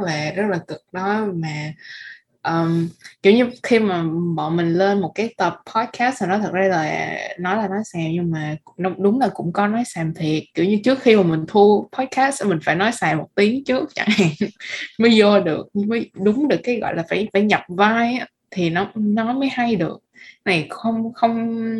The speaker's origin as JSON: {"language": "Vietnamese", "country": "Vietnam", "said": "bọn mình là người Việt Nam"}